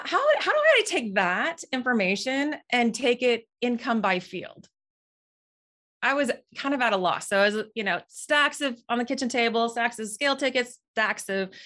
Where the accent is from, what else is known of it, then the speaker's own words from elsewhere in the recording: Moorhead, Minnesota, United States; moved away as an adult; now in Nebraska, United States; So originally, I'm from Moorhead, Minnesota. I came down to Nebraska to attend college at UNL.